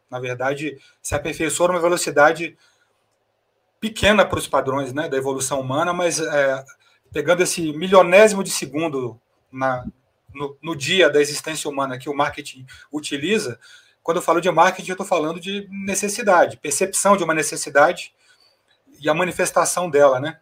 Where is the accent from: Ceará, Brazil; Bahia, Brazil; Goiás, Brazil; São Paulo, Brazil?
Goiás, Brazil; no meu caso, que sou goiano